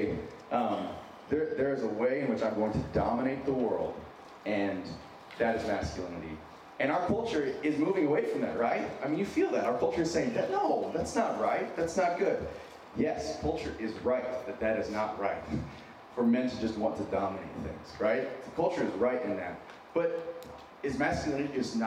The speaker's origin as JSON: {"language": "English", "region": "Wyoming", "country": "United States", "tie": "born or raised there", "also_born_or_lived": "San Diego, California", "accent": "a little bit of a Minnesotan accent", "moved": "yes", "lives_now": "Minnesota, United States", "said": "I'm originally from San Diego, grew up in Wyoming. I have a little bit of a Minnesotan accent"}